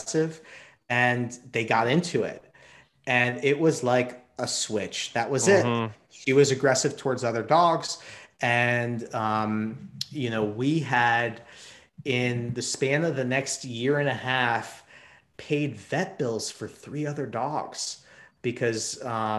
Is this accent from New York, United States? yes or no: yes; New York City, New York, United States; I grew up in New York City